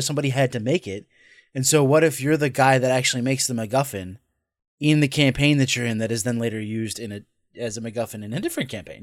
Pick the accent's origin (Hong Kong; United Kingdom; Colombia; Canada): United Kingdom; Scotland; I'm Scottish